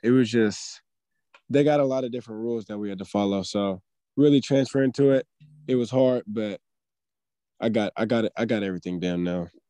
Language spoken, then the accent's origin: English; Daly City, California, United States; now in Sacramento, United States; I grew up in the Bay. I grew up in Daly City